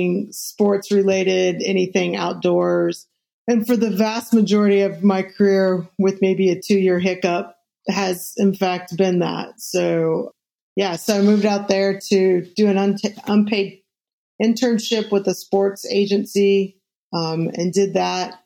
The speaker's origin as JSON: {"language": "English", "town": "Columbus", "region": "Indiana", "country": "United States", "tie": "born or raised there", "moved": "as an adult", "lives_now": "Cincinnati, United States", "said": "I grew up in the booming metropolis of Columbus, Indiana, population 45,000 people"}